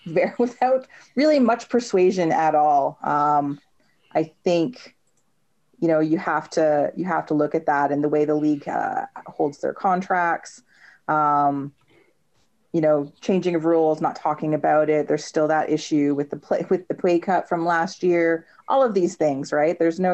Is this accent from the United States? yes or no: no; Canada; Being a Canadian soccer fan, so much fun.